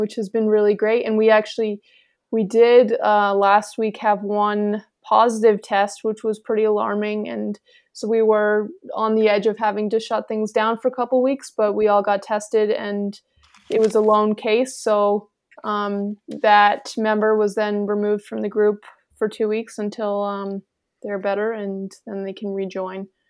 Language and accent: English; Lake Placid, New York, United States; growing up in Lake Placid